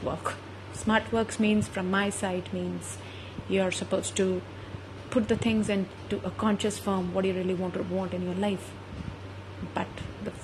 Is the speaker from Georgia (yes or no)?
no; India; being an Indian, a woman